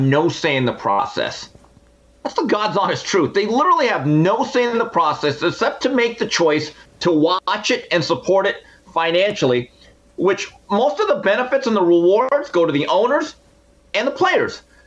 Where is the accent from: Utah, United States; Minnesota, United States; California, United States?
California, United States; Montebello; as a young man growing up in Montebello, California